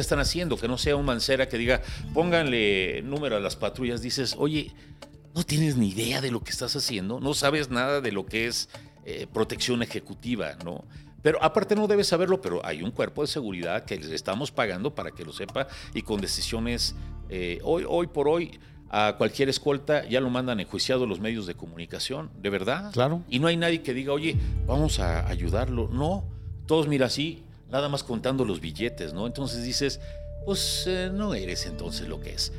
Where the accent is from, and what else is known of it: Mexico